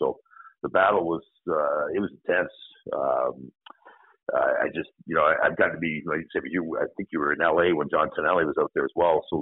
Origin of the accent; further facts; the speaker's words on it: Canada; moved away as an adult; also born or lived in Northern Michigan; growing up in Canada, your dream all your life as a kid is playing in the National Hockey League